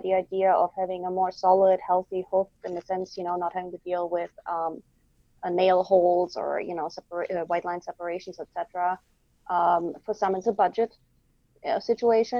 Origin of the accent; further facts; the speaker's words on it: Germany; now in Quebec, Canada; I'm in Quebec, as you know, and I'm originally from Germany